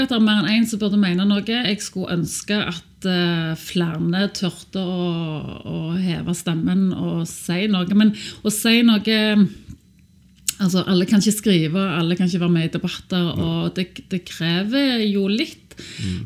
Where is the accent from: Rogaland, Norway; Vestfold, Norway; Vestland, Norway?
Rogaland, Norway; Sandnes; Jeg er oppvokst på Sandnes hos to lektorforeldre